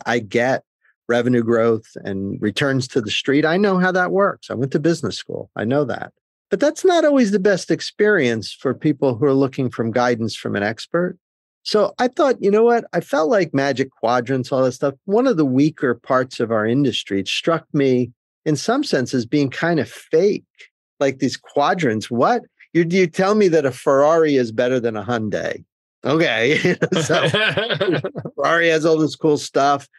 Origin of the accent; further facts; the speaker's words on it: New Jersey, United States; I grew up in New Jersey